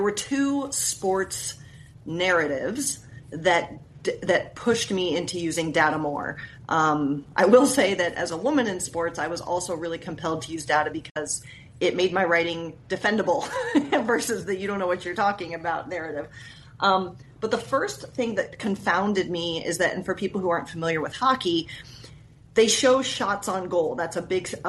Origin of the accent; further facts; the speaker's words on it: Columbus, Ohio, United States; now in Seattle, United States; I had moved back to my hometown at the time, which was Columbus, Ohio